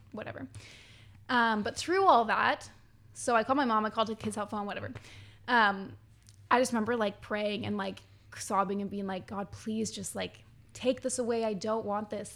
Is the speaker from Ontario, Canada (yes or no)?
no; Quesnel, British Columbia, Canada; moved away; I'm from Quinnell